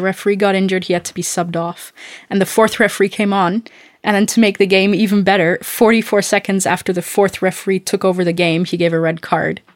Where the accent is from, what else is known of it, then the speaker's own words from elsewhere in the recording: Austria; moved away; I'm from Austria